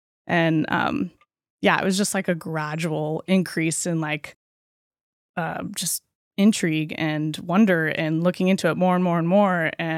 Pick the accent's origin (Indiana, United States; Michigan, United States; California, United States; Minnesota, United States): California, United States; But I was raised here in Humboldt County. … my parents have owned Lima's Pharmacy for the last 25, 30 years.